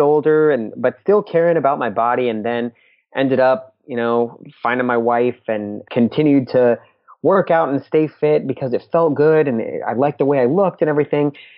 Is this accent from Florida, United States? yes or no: yes; Orlando, Florida, United States; We're from Orlando, Florida